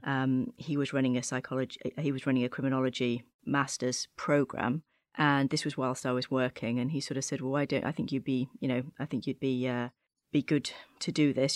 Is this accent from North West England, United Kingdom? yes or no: yes; Chorley, North West England, United Kingdom; moved away as an adult; now in Washington, D.C., United States; I'm actually from, uh, Chorley in Lancashire in the northwest of England